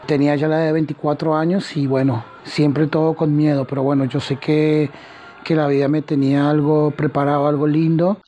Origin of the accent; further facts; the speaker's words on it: Colombia; moved away as an adult; now in Mendoza, Argentina; represento a Colombia, mi tierra también